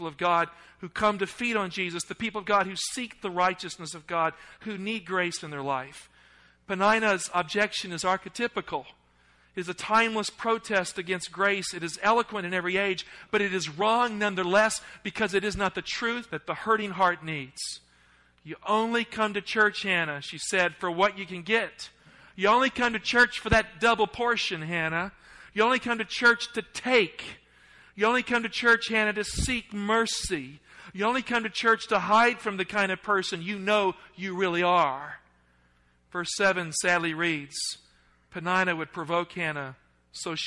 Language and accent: English; the South, United States; accent: Southern; I grew up in the South